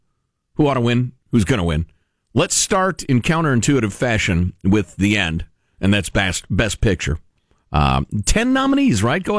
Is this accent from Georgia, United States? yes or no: no; Chicago, Illinois, United States; I grew up in Chicagoland, and where everybody's, like, super proud of the architecture.